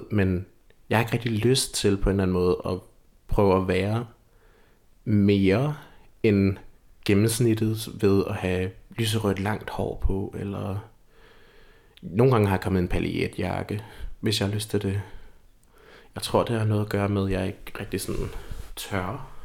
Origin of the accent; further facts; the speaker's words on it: Lolland, Zealand, Denmark; Jeg føler altid, at jeg kan mærke mit, øh, mit lollandske ophav. Jeg, jeg er født og opvokset på Lolland.